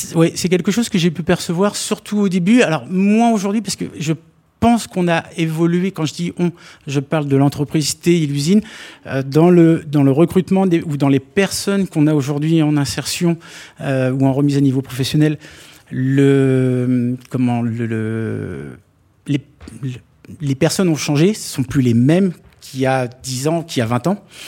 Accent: Normandy, France; moved away; les copains d'enfance quand je vais les revoir euh, chez moi en Normandie

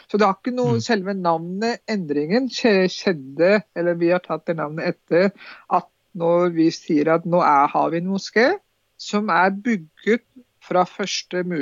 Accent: Drammen, Buskerud, Norway; Vi er jo ikke bare en del for muslimene, vi er drammensere, vi er nordmenn.

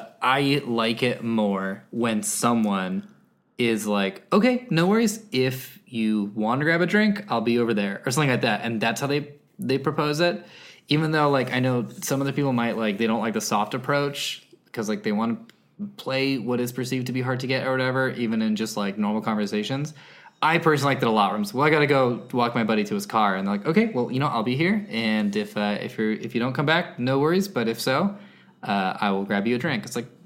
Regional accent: San Jose, California, United States; Yeah, I'm from San Jose.

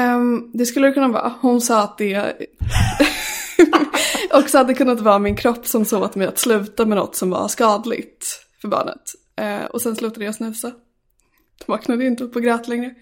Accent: Sala, Västmanland, Sweden; moved away as an adult; Jag är uppvuxen i Sala som ligger utanför Västerås. Och eh, där bodde jag tills jag fyllde 18.

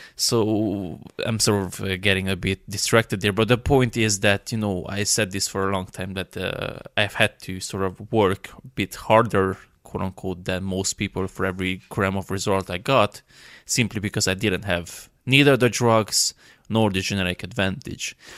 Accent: Romania; I'm from Romania

